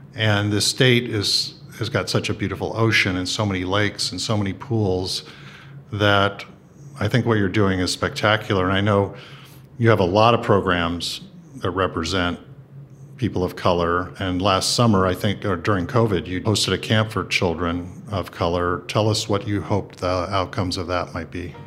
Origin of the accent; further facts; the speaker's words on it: San Gabriel, California, United States; I grew up in San Gabriel, California